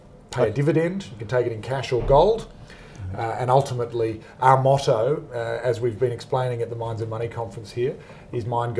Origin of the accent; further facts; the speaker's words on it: Perth, Western Australia, Australia; No, I'm from Perth.